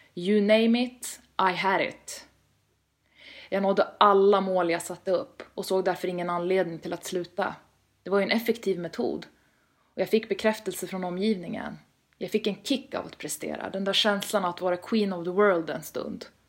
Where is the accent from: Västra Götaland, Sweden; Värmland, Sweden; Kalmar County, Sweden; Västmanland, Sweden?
Västmanland, Sweden; Västerås; moved away as an adult; now in Stockholm, Sweden; Född och uppvuxen i Västerås, men rör mig mest i huvudstaden numera